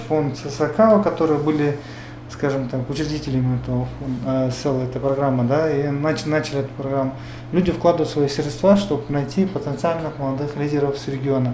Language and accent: Russian; Koktuko village, Talas Region, Kyrgyzstan; есть школа в селе, где я жил, да, где я вырос, откуда я родом. Это село Коктуко